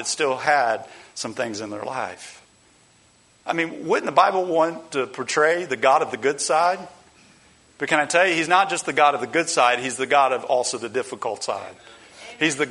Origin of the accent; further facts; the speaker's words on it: United States; as American Christians